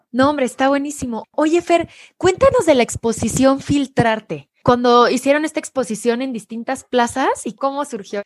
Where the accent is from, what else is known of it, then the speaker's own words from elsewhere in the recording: Querétaro, Mexico; yo soy de Querétaro